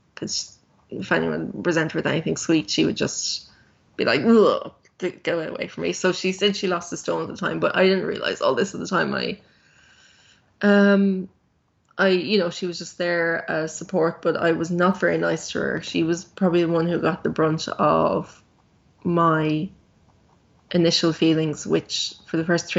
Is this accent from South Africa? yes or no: no; Ireland; I'm Irish.